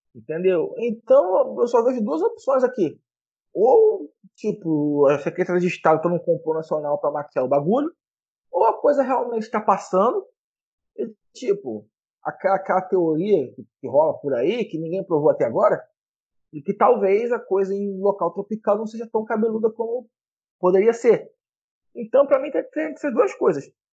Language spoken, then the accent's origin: Portuguese; Rio de Janeiro, Brazil; como carioca